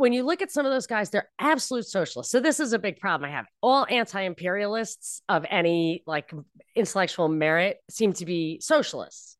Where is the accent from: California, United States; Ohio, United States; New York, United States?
New York, United States; moved away; also born or lived in Texas; I was from New York